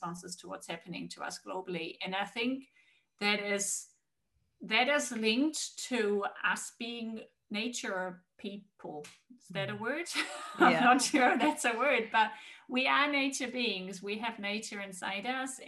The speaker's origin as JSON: {"language": "English", "country": "Germany", "also_born_or_lived": "Australia", "moved": "yes", "said": "I'm originally from Germany, and my whole family is in Germany"}